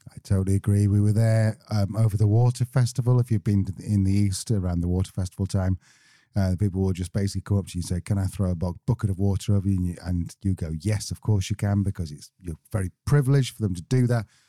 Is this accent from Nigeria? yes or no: no; Manchester, North West England, United Kingdom; We're from Manchester